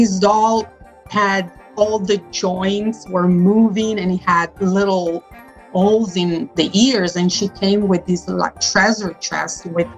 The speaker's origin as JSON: {"language": "English", "town": "Milan", "region": "Lombardy", "country": "Italy", "tie": "born or raised there", "said": "I was born in Italy"}